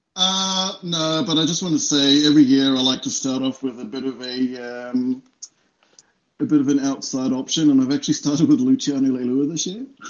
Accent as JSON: {"language": "English", "country": "New Zealand", "moved": "as an adult", "lives_now": "Sydney, Australia", "said": "I'm definitely a Kiwi. So I moved out okay. from uh, New Zealand in 2014"}